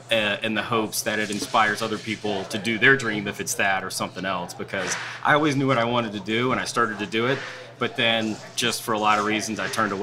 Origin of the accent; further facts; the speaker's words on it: New Orleans, Louisiana, United States; I grew up in New Orleans, actually. I did not grow up. My family's from St. Martinville. I grew up here.